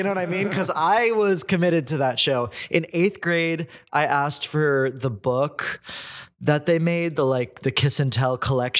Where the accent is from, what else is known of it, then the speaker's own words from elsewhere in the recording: Houston, Texas, United States; moved away; I'm from Houston, Texas.